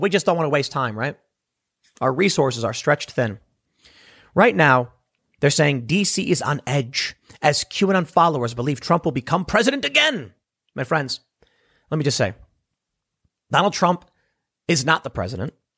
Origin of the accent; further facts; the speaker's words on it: Chicago, Illinois, United States; growing up in Chicago w, with gang stuff